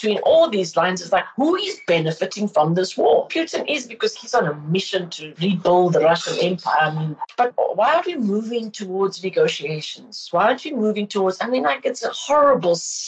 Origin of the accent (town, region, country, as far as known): South Africa